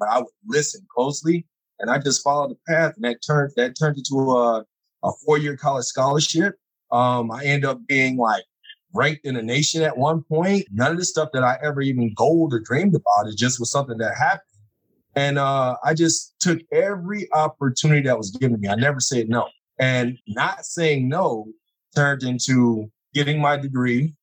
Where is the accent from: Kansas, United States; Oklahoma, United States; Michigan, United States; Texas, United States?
Michigan, United States; Detroit; now in Phoenix, United States; I'm from the Detroit area